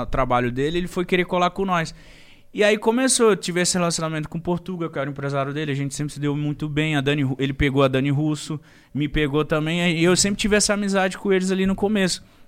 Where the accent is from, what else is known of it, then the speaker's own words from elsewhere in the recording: Brazil; sou brasileiro